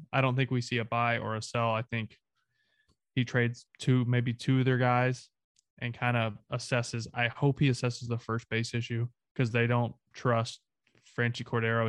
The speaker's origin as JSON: {"language": "English", "region": "the South", "country": "United States", "said": "I'm Southern."}